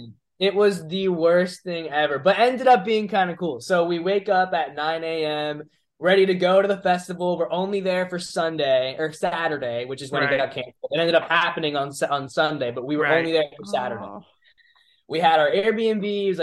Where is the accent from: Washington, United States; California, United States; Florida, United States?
Florida, United States; Orlando; I'm from Dr. Phillips.